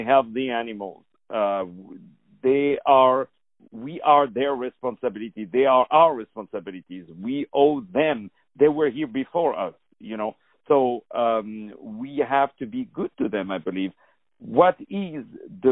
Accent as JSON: {"language": "English", "country": "France", "said": "I'm from France"}